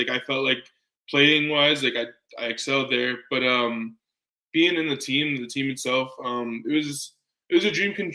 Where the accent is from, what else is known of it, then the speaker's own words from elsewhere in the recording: Calgary, Alberta, Canada; growing up in Calgary